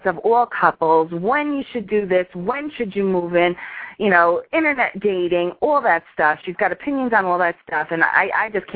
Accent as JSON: {"language": "English", "region": "New York", "country": "United States", "tie": "born or raised there", "said": "I grew up in New York"}